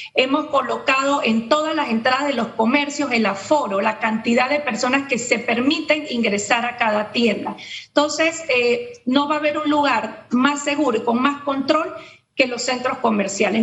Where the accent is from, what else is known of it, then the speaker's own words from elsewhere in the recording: Panama; todos jugamos como panameños